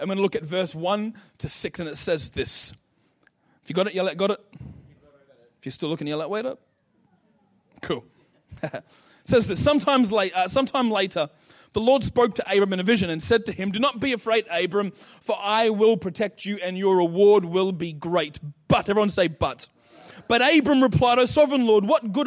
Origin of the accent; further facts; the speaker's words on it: Ipswich, Queensland, Australia; now in Mackay, Australia; I was born in Ipswich, come from Bundamba. Being from Ipswich